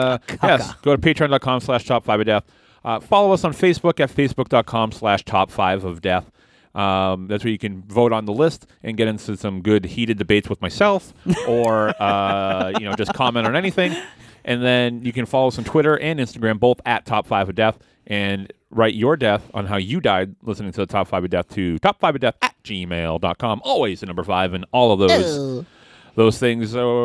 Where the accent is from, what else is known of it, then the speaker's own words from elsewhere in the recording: Boston, Massachusetts, United States; Hey, listen, I'm from Boston.